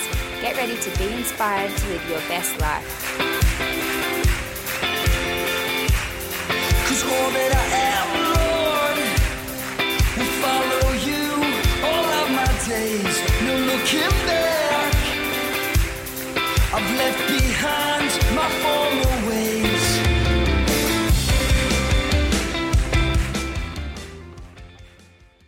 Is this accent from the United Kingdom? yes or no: no; Australia; I'm an Aussie-Italian hybrid